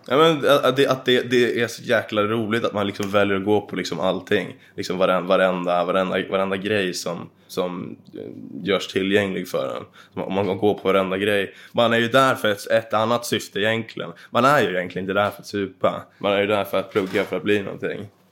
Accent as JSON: {"language": "Swedish", "town": "Dvärsätt", "region": "Jämtland", "country": "Sweden", "tie": "born or raised there", "said": "I Dvärsätt i Jämtland. Så mm. en bit ifrån Östersund."}